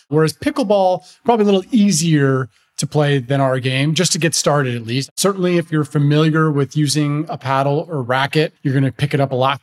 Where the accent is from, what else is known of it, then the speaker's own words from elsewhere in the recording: Chicago, Illinois, United States; I'm from Chicago originally, lived there my whole life.